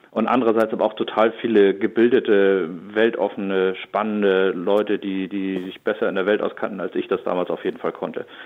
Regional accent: Schleswig-Holstein, Germany; Ich bin äh, 39 Jahre alt. Ich komme aus Schleswig-Holstein in der Nähe von Neumünster, einem kleinen Dorf

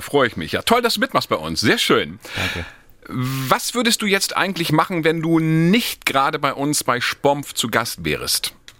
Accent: Northern Germany, Germany; als Norddeutscher

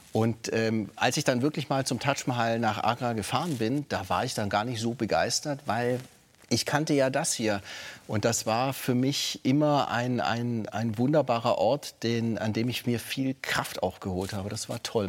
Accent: Stuttgart, Baden-Württemberg, Germany; moved away as an adult; now in Frankfurt, Germany; als Württemberger Schwabe, äh, geboren wird in Stuttgart

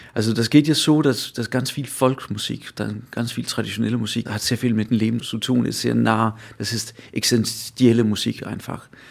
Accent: Funen, Southern Denmark, Denmark; German is a second language; Ich komme selber aus Fünen, also der, der Insel

